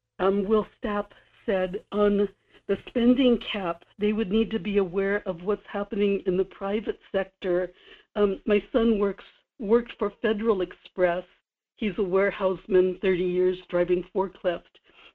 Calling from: Kodiak, Alaska, United States; in Kodiak.

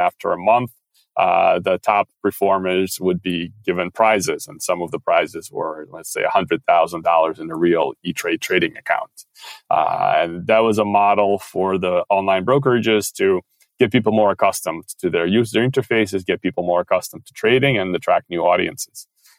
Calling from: Paris, Île-de-France, France; I'm calling in from Paris, so it's about afternoon.

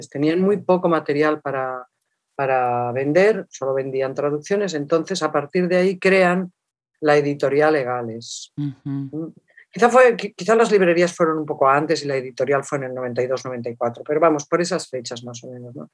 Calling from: Cabrils, Catalonia, Spain; Ahora estoy en, en mi pueblo que se llama Cabrils, que está a 20 kilómetros de Barcelona.

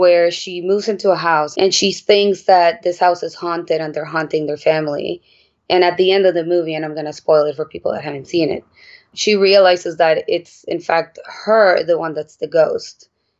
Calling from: New York City, New York, United States; I am calling in from Brooklyn, New York.

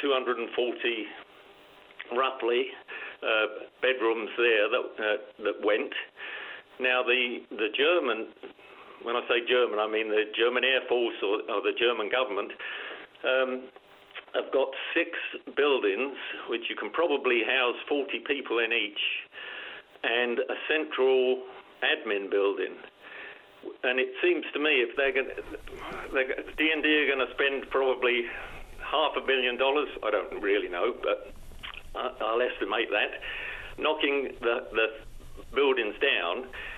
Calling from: Happy Valley-Goose Bay, Newfoundland and Labrador, Canada; I'm calling from Goose Bay.

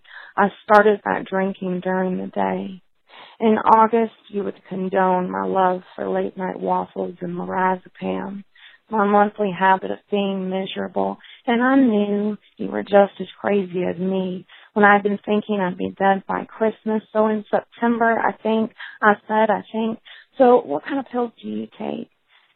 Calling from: Raleigh, North Carolina, United States; I'm calling from the Dirty South right now in Raleigh, North Carolina.

